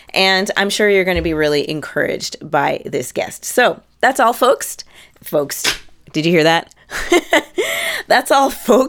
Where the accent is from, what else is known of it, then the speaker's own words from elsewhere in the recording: Canada; Because I am Canadian.